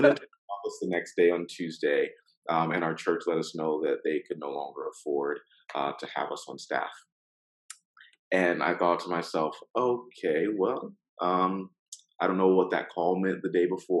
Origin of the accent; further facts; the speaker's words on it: Gainesville, Florida, United States; moved away as an adult; also born or lived in Oklahoma / Washington DC metro area / Richmond, Virginia / Maryland; now in Orlando, United States; I'm from Gainesville, Florida, and the swamp, go Gators